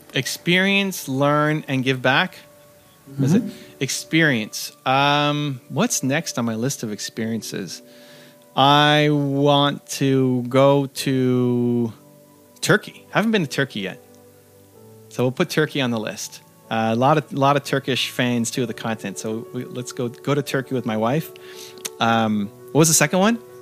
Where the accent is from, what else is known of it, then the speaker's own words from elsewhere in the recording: Canada; I'm from Canada